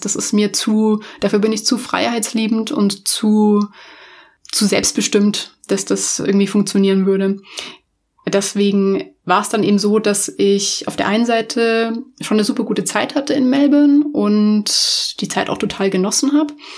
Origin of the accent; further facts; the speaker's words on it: Munich, Bavaria, Germany; ich komme tatsächlich auch ursprünglich aus München, also ich bin ein Münchner Kindel